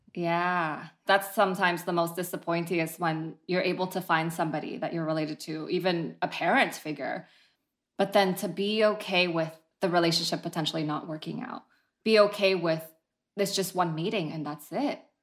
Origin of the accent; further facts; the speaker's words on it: San Jose, California, United States; also born or lived in Vietnam; now in San Francisco, United States; I was born in Vietnam and I moved to San Jose when I was nine, so I grew up mostly American